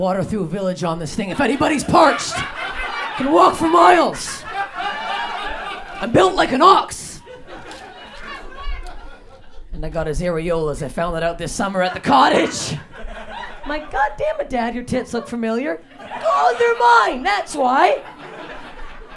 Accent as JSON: {"language": "English", "country": "Canada", "moved": "yes", "lives_now": "Los Angeles, United States", "said": "I'm Canadian. I moved to LA."}